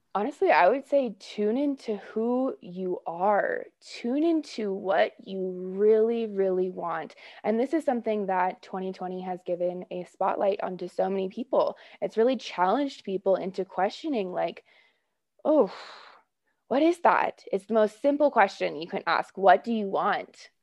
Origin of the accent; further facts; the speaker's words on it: Oakland, California, United States; moved away; It was really tempting to move back to where I grew up in Oakland Hills. into the Bay Area